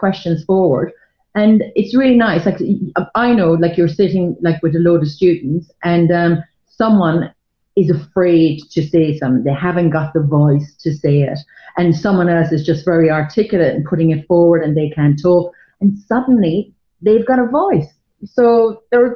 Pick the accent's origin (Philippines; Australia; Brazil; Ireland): Ireland; moved away as an adult; now in London, United Kingdom; being Irish in the 80s